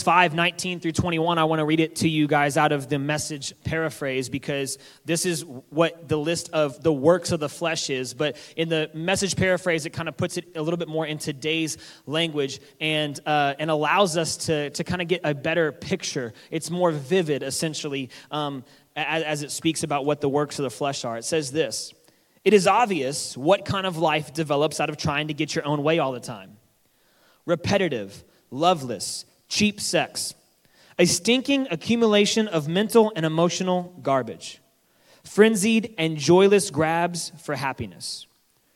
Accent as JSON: {"language": "English", "region": "Texas", "country": "United States", "moved": "yes", "said": "We're both from Texas"}